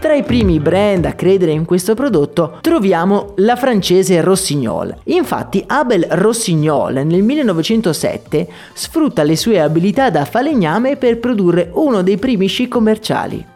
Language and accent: Italian; Agordo, Veneto, Italy; Io sono nato ad Agordo, una piccola città ai piedi delle Dolomiti, e gran parte della mia gioventù l'ho passata tra le montagne.